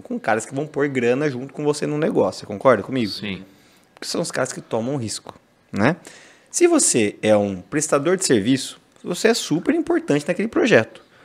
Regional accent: Brazil; moved away as an adult; also born or lived in London; eu sou brasileiro, tô aqui

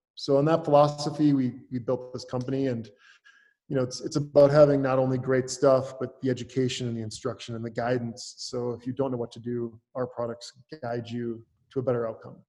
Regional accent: Northwest Wisconsin, United States; moved away as an adult; also born or lived in Minneapolis, United States / Los Angeles, United States; I grew up in Northwest Wisconsin on a dairy farm.

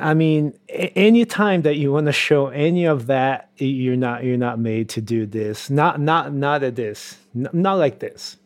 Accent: Brazil; moved away; in Brazil, in my hometown

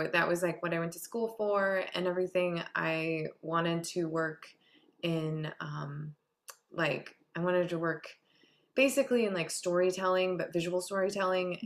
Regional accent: Harbor Springs, Michigan, United States; I grew up in Harbor Springs, Michigan

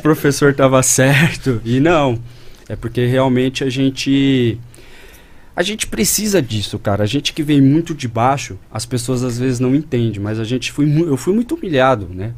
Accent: Campinas, São Paulo, Brazil; also born or lived in Borda da Mata, Minas Gerais / Monte Mor, São Paulo; nascido e criado em Campinas. Aham. Uhum. Morei um intervalo em Minas, Borda da Mata, e depois mudei para Montemor

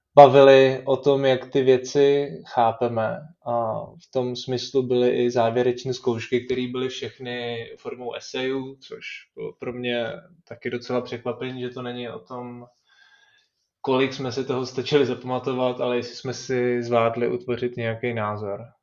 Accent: Czechia; tady u nás v Čechách

